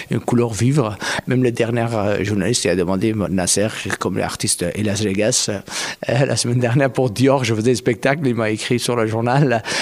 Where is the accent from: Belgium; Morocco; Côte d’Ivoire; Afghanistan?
Afghanistan; French is a second language; also born or lived in Pakistan; now in France; quand je suis, j'ai quitté Afghanistan, oh, je suis venu au Pakistan, en France